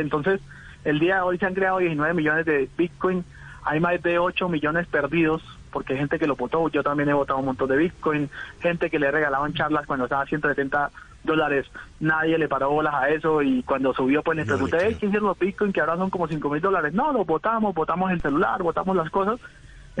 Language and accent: Spanish; Venezuela; moved away as an adult; also born or lived in Hong Kong; now in Colombia; yo soy un colombiano que toda mi vida viví en Venezuela, soy un inmigrante de Venezuela a Colombia